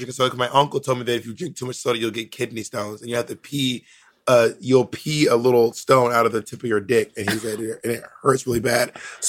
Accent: the South, United States; also born or lived in Phenix City, Alabama / Atlanta; Well, I grew up in the South, and we're so used to tornadoes.

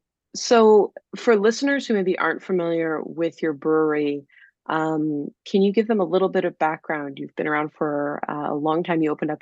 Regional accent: United States; accent: American; with my horrible American accent

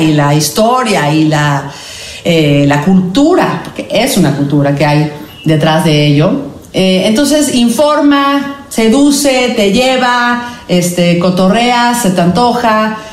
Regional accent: Mexico; somos mexicanos

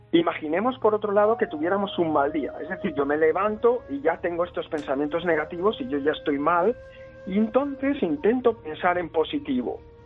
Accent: Spain; en mi infancia en España, cuando tenía 13 o 14 años

